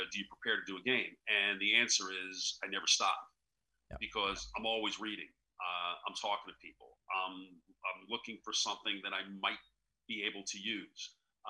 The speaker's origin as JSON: {"language": "English", "region": "New York", "country": "United States", "tie": "born or raised there", "said": "And obviously growing up in New York, there's more sports there than there is anywhere else in the world"}